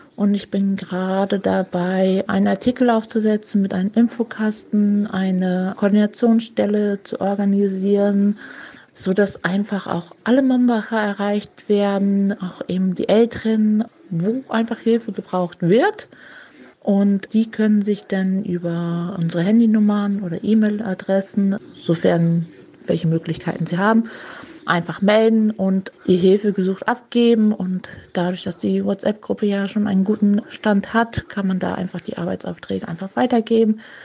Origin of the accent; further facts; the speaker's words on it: Mainz, Rhineland-Palatinate, Germany; als Mainzer